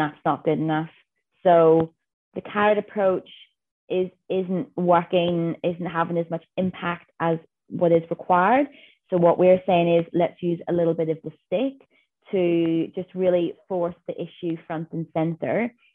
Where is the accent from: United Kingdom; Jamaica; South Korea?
United Kingdom; Northern Ireland; moved away as an adult; now in Western Australia, Australia; I am a girl from Northern Ireland who has made her way to Western Australia